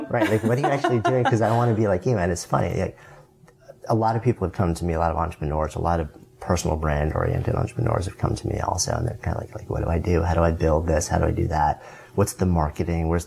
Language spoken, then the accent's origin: English; Berkeley, California, United States; Yeah, I'm from Berkeley.